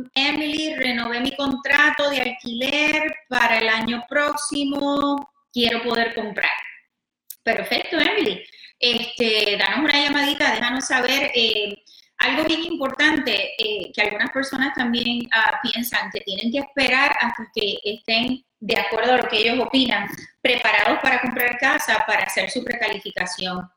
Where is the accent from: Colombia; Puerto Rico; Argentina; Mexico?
Puerto Rico; moved away; Yo soy de Puerto Rico, mi esposo es peruano.